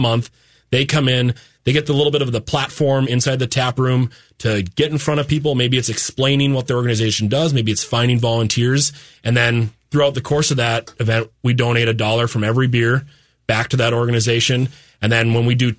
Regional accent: Fargo, North Dakota, United States; we're townies from Fargo and we love that place

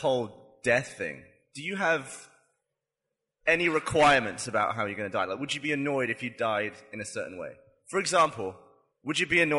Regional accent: United Kingdom; because I'm British

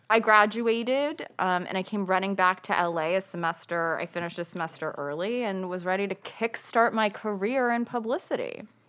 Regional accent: Los Angeles, California, United States; I grew up in L A, born and raised.

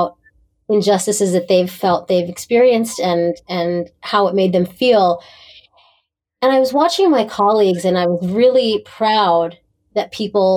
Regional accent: Pittsburgh, Pennsylvania, United States; moved away; I grew up in Pittsburgh, Pennsylvania

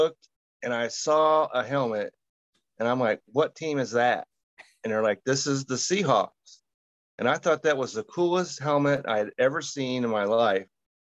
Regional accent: Utah, United States; you just mentioned that I'm from Utah

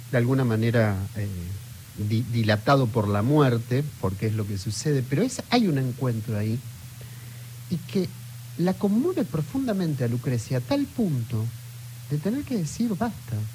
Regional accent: Puerto Iguazú, Misiones, Argentina; soy … de Puerto Iguazú

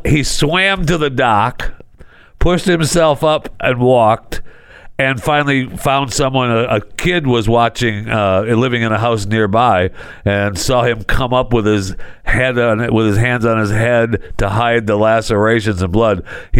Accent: Michigan, United States; also born or lived in Florida; now in Dallas-Fort Worth, United States; I know I was born in Michigan, and Michigan is my home state. But I spent many years in Florida, and I love Florida. And I miss living in Florida. I mean, right now I'm living in Texas, in the DFW, but I miss Florida.

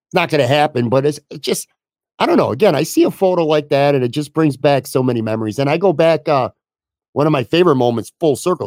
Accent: Buffalo, New York, United States; people that I grew up on on the West Side

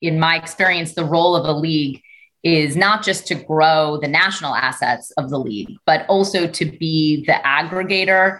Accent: New York City, New York, United States; I grew up in Brooklyn in a community of color

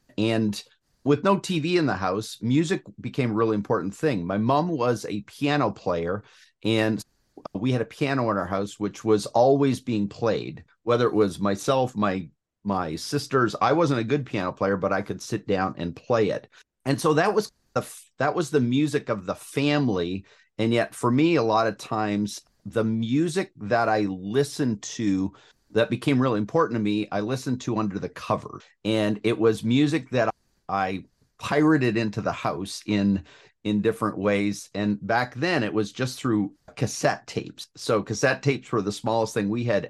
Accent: Ontario, Canada; Yeah. So I grew up in southwestern Ontario, Canada. So west of Toronto, between Toronto and Detroit, about halfway between those two.

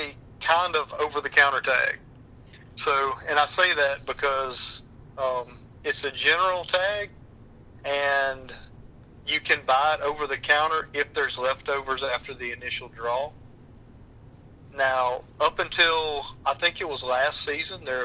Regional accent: Mississippi, United States

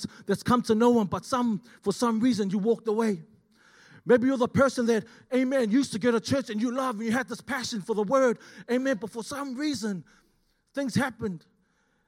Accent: Auckland, New Zealand; moved away as an adult; now in Australia; I'm originally from Auckland, born and raised

